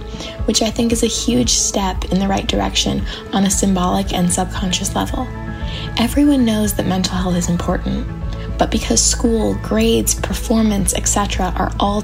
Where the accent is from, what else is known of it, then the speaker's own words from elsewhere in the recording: Savannah, Georgia, United States; I'm from Savannah, Georgia